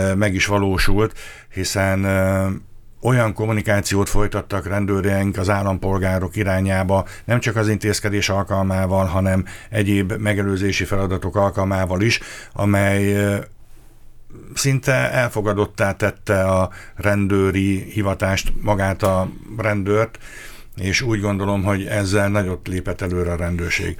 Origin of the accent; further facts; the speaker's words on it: Karcag, Jász-Nagykun-Szolnok, Hungary; moved away as an adult; also born or lived in Eger; now in Miskolc, Hungary; nekem a szülőhelyem Jásznakun Szolnok megye, Karcegi származásúként